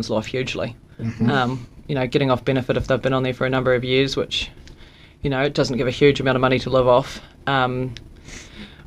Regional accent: Southland, New Zealand; I'm a fifth generation Southlander. Born and bred down here.

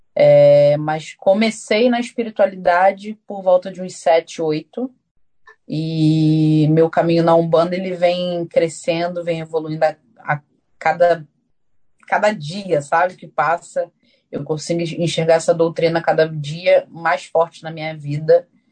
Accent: Brazil; now in Auckland, New Zealand; eu venho do Brasil já de muitos anos

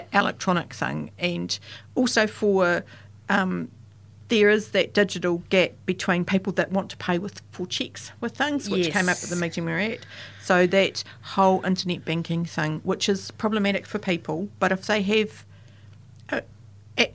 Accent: Southland, New Zealand; I'm from Southland

